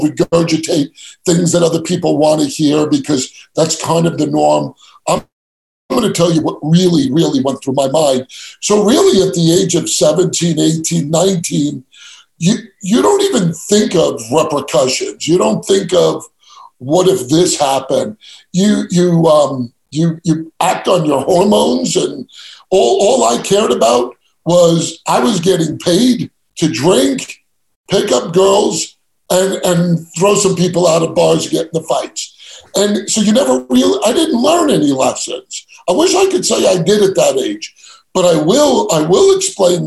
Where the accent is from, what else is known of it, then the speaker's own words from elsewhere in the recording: New York City, New York, United States; I grew up, born and raised in New York, Italian household in Queens